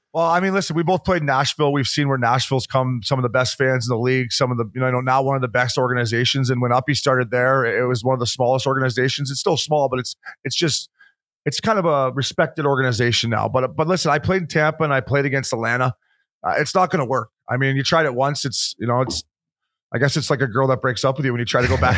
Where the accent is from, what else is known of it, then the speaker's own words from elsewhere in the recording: Canada; as a Canadian